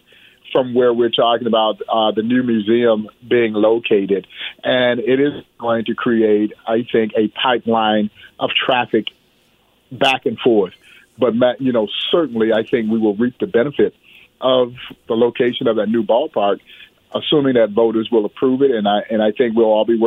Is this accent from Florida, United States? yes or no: no; Crawfordville, Georgia, United States; growing up in Crawfordville, Georgia